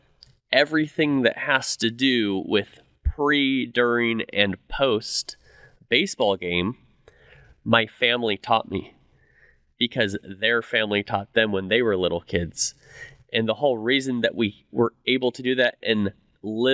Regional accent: California, United States; now in Dallas, United States; I grew up in California

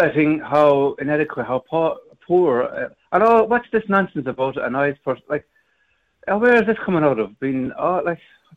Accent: Ireland; I'm an Irishman

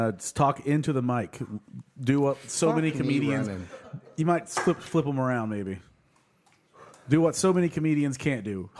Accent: Sapulpa, Oklahoma, United States; We're in Sepulpa, living up fancy like up there

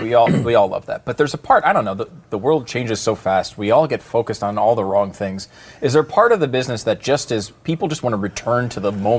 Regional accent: Northeast, United States; moved away; I grew up in the Northeast

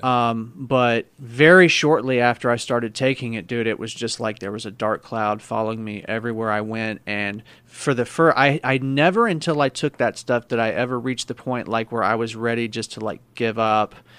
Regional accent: Missouri, United States; I'm from Missouri, man, so I have a lot of friends, family that hunt

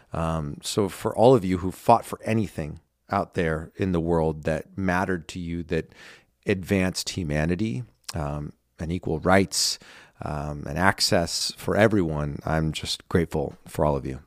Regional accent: United States; also born or lived in Los Angeles / New York; I live in my hometown, you know, where I grew up

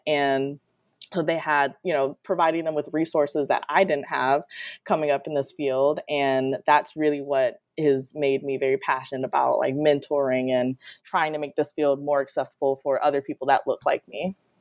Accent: Detroit, Michigan, United States; moved away as an adult; now in Florida, United States; I'm originally from Detroit, Michigan

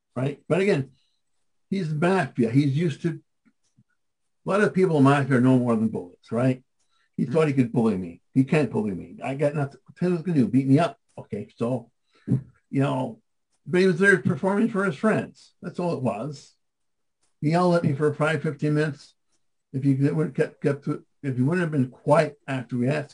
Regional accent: Madison, Wisconsin, United States; moved away as an adult; also born or lived in Milwaukee, Wisconsin; I grew up in Madison, Wisconsin

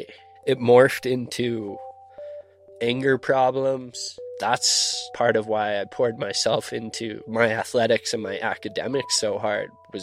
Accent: Silverthorne, Colorado, United States; I grew up in Silverthorne, Colorado. Grew up right in a ski town

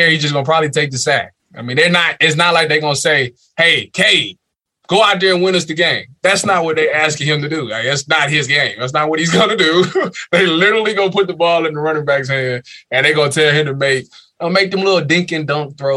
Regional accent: Cleveland, Ohio, United States; us being from Cleveland

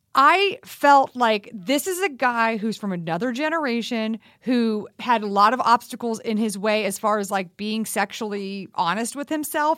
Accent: Texas, United States; I grew up in Texas

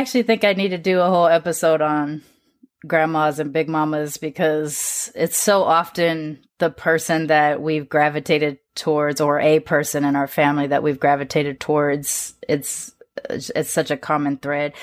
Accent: United States; I'm born and raised in America

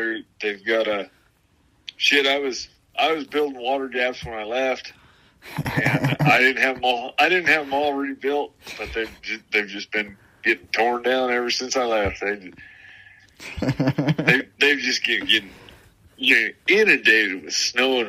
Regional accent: Southern Oregon, United States; also born or lived in Arizona; I'm from Southern Oregon

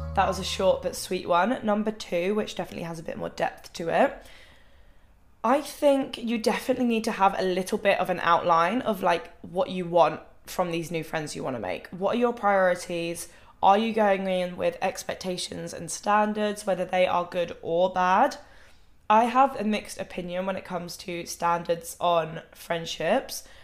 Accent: Thanet, South East England, United Kingdom; moved away as an adult; now in Manchester, United Kingdom; I don't see the point of like moving out in my hometown because I know I didn't want to stay in my hometown forever.

